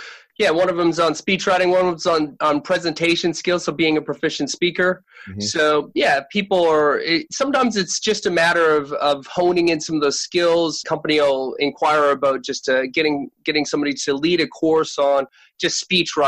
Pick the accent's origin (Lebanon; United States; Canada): Canada; born or raised there; moved away as an adult; now in Sydney, Australia